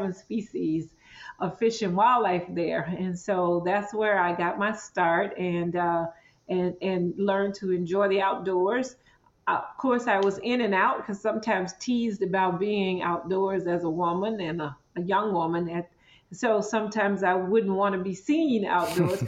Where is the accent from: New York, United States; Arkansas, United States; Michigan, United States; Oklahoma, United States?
Arkansas, United States; Mississippi Delta, southeast; I grew up right on the Louisiana border in southeast Arkansas near the Mississippi River